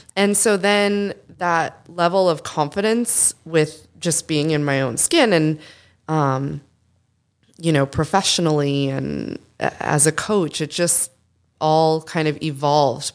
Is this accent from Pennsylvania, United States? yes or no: no; Boston, Massachusetts, United States; I'm from Boston